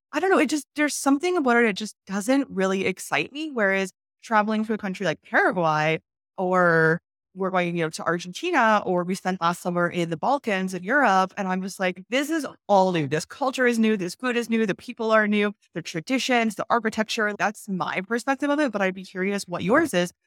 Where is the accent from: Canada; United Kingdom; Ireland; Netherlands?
Canada; I'm from Canada